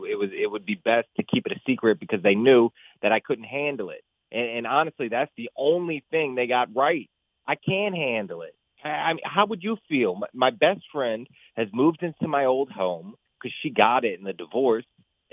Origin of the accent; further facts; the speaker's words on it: rural North Dakota, United States; moved away as an adult; my hometown in rural North Dakota